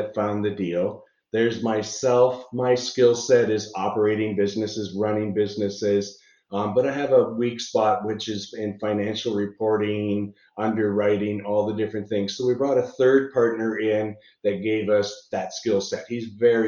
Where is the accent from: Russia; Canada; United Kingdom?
Canada; Niagara Falls, Ontario; I'm from Niagara Falls, Canada